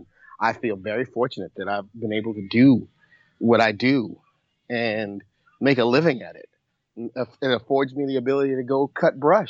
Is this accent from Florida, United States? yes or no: no; New York City, New York, United States; moved away; I'm originally from New York City